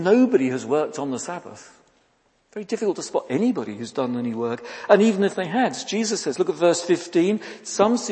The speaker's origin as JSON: {"language": "English", "country": "United Kingdom", "said": "we're British"}